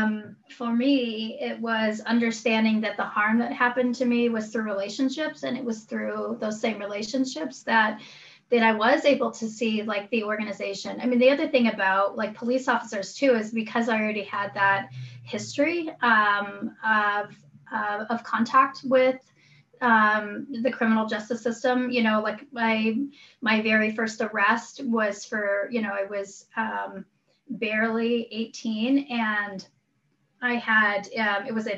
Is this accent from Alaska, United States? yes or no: yes; Chitina, Alaska, United States; also born or lived in Igiugig; my family's from Igigig. I grew up in Chitna